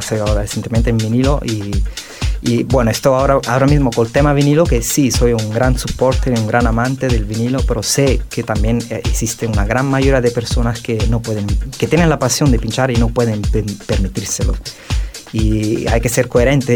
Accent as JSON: {"language": "Spanish", "town": "Naples", "region": "Campania", "country": "Italy", "second_language": "Spanish", "moved": "as an adult", "lives_now": "Spain"}